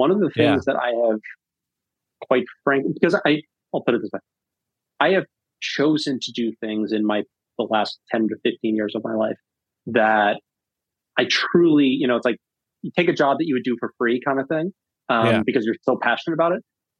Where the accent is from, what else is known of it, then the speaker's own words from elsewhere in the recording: Northeast, United States; now in Massachusetts, United States; My wife and I we'd just gotten married. We were going to start a family, and we're both from the Northeast.